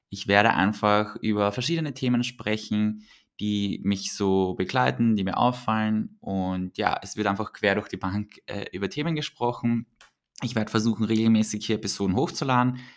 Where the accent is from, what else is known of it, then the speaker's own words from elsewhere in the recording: Vienna, Austria; Ich bin in Wien aufgewachsen und geboren. Äh, auf, geboren und aufgewachsen.